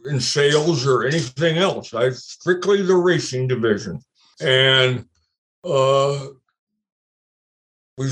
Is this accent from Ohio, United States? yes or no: yes; Cincinnati, Ohio, United States; moved away as an adult; also born or lived in Michigan / Indiana; I was born and raised in Cincinnati